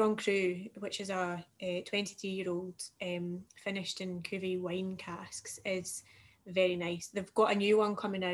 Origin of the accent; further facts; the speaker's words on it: Fife, Scotland, United Kingdom; also born or lived in Dubai; now in Glasgow, United Kingdom; I'm from Fife, so I'm from like a seaside town